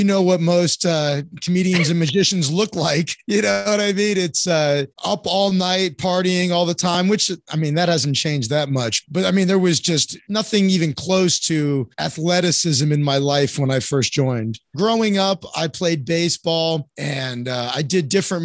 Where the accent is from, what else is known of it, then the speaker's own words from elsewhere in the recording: North Miami Beach, Florida, United States; moved away as an adult; also born or lived in Orlando / New York / Chicago; now in Santa Monica, United States; I was born and raised in North Miami Beach, Florida.